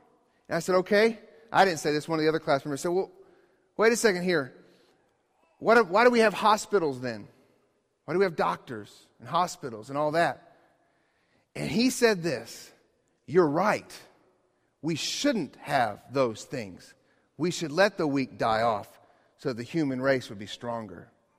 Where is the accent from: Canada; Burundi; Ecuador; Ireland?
Ecuador; you guys knew I grew up in Ecuador, and one of a very life-changing experience for me was to go to the Galapagos Islands in Ecuador